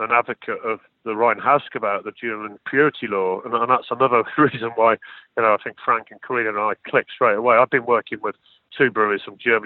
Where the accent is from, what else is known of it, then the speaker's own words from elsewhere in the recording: Midlands, United Kingdom; I was from the Midlands in the heart of England